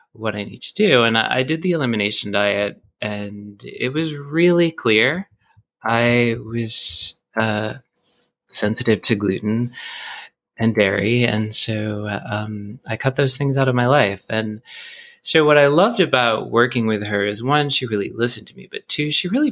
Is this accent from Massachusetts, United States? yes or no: yes; Boston, Massachusetts, United States; now in Brooklyn, New York, United States; I grew up in Boston.